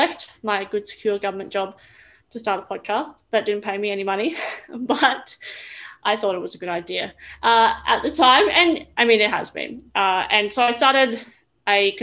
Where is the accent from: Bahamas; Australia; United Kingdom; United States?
Australia; Roma, Queensland; also born or lived in Brisbane; I grew up in Roma, so a really small town in Queensland.